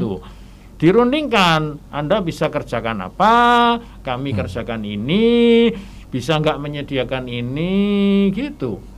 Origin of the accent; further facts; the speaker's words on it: Surabaya, East Java, Indonesia; saya berasal dari Surabaya